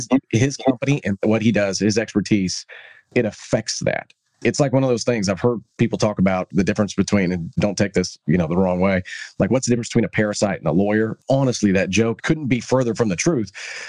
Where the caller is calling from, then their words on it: Texas, United States; I'm calling you from Texas.